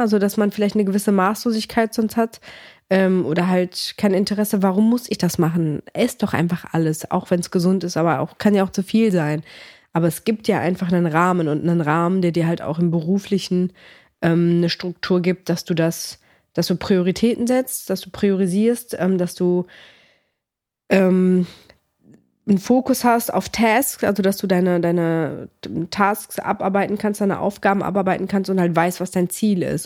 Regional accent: Cologne, North Rhine-Westphalia, Germany; born or raised there; also born or lived in Greece / northern Greece

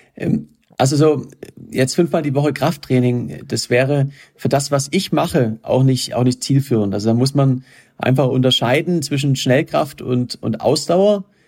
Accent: Germany; ich komme aus Deutschland

